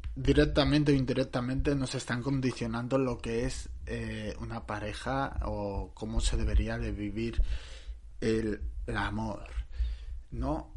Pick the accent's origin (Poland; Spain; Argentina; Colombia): Spain; Barcelona, Catalonia; Yo soy de Barcelona.